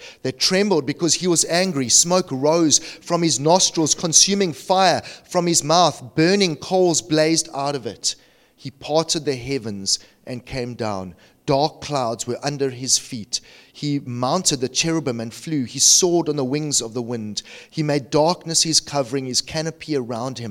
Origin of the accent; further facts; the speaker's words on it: Cape Town, Western Cape, South Africa; I'm from Cape Town